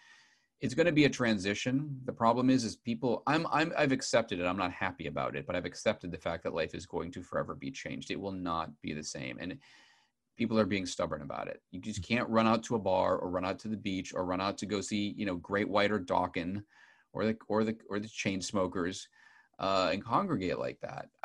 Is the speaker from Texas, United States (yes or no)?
no; outside of Boston, Massachusetts, United States; I grew up outside of Boston